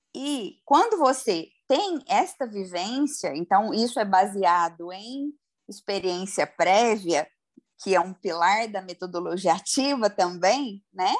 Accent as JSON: {"language": "Portuguese", "town": "Goiânia", "region": "Goiás", "country": "Brazil", "tie": "born or raised there", "said": "porque eu sou de Goiânia"}